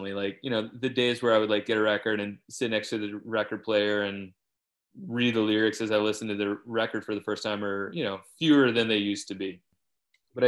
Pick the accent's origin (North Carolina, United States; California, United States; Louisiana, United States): Louisiana, United States; moved away; I grew up in Louisiana where if you try to dig a basement, it's full of water